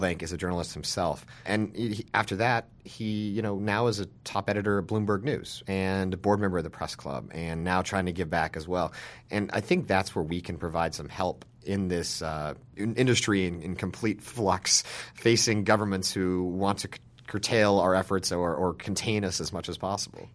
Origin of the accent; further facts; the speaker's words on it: Salina, Utah, United States; now in Washington, United States; I started working for my hometown newspaper when I was, like, twelve or thirteen years old. I'm from a small town in Utah